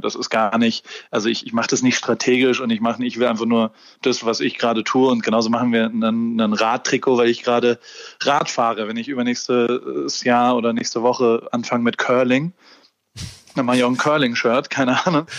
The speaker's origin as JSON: {"language": "German", "town": "Heidelberg", "region": "Baden-Württemberg", "country": "Germany", "tie": "born or raised there", "also_born_or_lived": "Hamburg", "moved": "as an adult", "said": "Ich bin in Heidelberg aufgewachsen"}